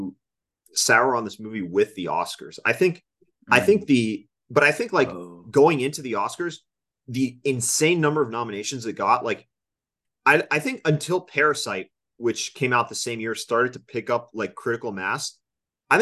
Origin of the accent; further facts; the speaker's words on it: Miami, Florida, United States; moved away; Back home in my hometown of Miami, Florida